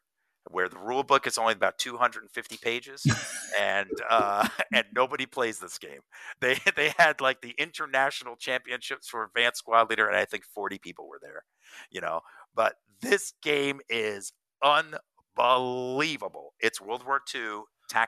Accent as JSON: {"language": "English", "region": "Northern New Jersey", "country": "United States", "tie": "born or raised there", "said": "I grew up in Northern New Jersey"}